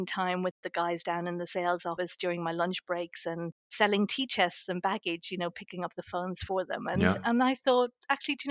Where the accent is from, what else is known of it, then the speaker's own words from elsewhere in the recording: Ireland; moved away as an adult; also born or lived in Surrey Hills, United Kingdom; now in Surrey, United Kingdom; I was born and raised in Ireland. I moved to the UK 34 years ago